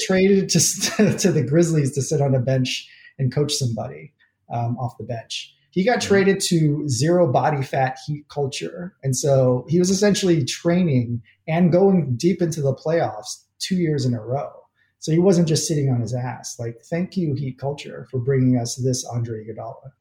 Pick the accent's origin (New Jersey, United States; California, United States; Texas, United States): New Jersey, United States; I'm from New Jersey, grew up with the Keith Van Horn era